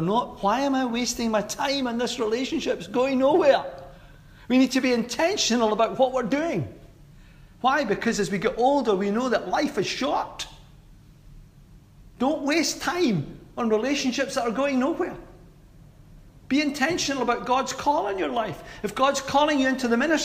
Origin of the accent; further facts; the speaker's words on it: Glasgow, Scotland, United Kingdom; how I was brought up in Glasgow